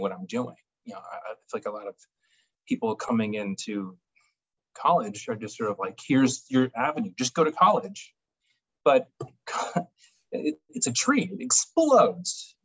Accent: Phoenix, Arizona, United States; also born or lived in Tucson; I grew up in Phoenix, yeah, 18, 19-ish

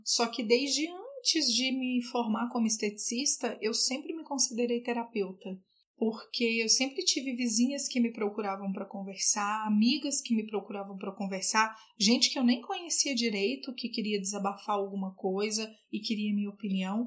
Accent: Patos de Minas, Minas Gerais, Brazil; moved away as an adult; now in Brasília, Brazil; eu sou de Patos de Minas. Eu moro aqui em Brasília há 12 anos

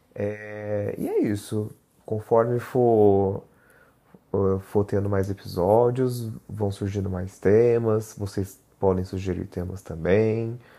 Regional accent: Barreiros, interior of São Paulo, Brazil; now in São Paulo, Brazil; moro em São Paulo capital, mas sou made in roça, né? Sou de Barreiros, no interior de São Paulo.

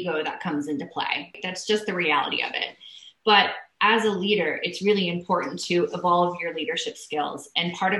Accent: Hawaii, United States; I'm from Hawaii

